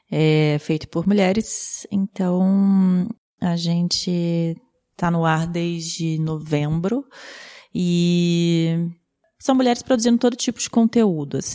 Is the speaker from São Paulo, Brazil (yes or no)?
no; Minas Gerais, Brazil; eu também tem sou de Minas